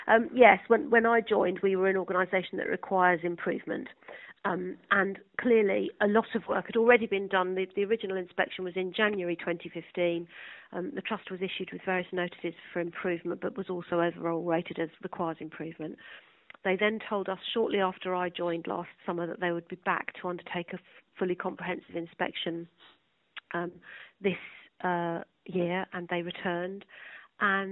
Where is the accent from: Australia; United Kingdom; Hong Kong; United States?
United Kingdom; Sussex, South East England; also born or lived in London; I was born and brought up in Sussex